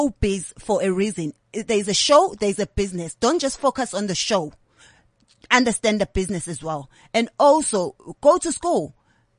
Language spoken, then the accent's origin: English; South Africa; accent: South African; now in London, United Kingdom; I've still got my South African accent. I still speak to my South African people.